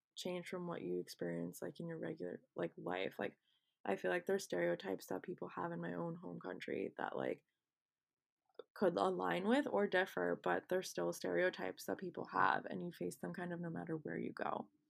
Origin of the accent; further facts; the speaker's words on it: United States; I'm not Indian and I'm, in fact, Pakistani, but I'm actually American